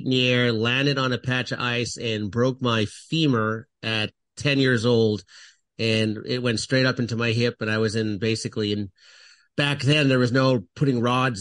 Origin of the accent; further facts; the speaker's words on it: Canada; I'm originally from Canada